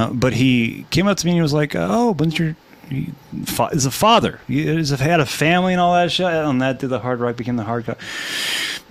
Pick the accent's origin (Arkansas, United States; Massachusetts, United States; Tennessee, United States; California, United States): California, United States; Hollywood area; I lived here all my life